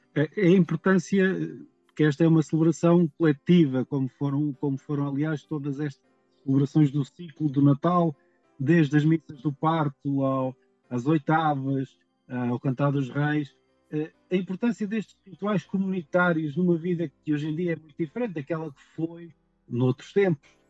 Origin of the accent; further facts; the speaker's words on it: São Roque do Faial, Madeira, Portugal; sou de São Roque do Faial